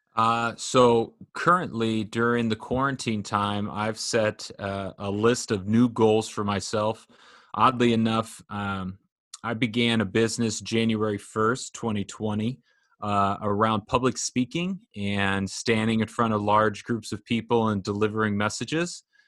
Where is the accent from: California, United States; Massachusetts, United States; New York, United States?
California, United States; Orange County; I grew up in Orange County